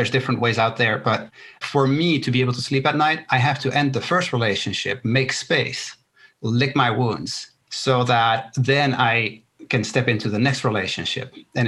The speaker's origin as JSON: {"language": "English", "country": "Netherlands", "tie": "born there", "first_language": "Spanish", "second_language": "English", "said": "My parents are from Chile, right? I was born in the Netherlands. Both my parents are from Chile. My first language is Spanish."}